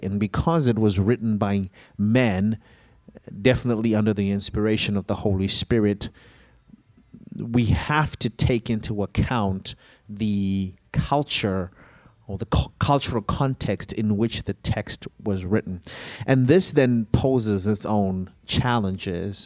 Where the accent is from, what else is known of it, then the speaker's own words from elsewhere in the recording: Zimbabwe; moved away; I grew up in Zimbabwe